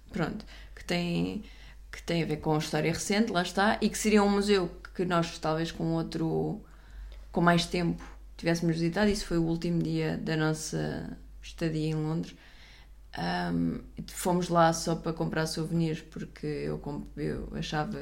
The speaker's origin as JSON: {"language": "Portuguese", "country": "Portugal", "said": "eu sou portuguesa a falar eh, inglês americano"}